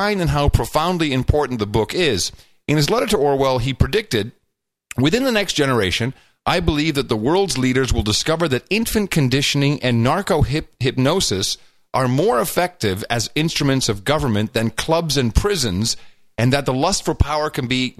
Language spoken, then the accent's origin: English; Netherlands; moved away; I grew up in the Netherlands.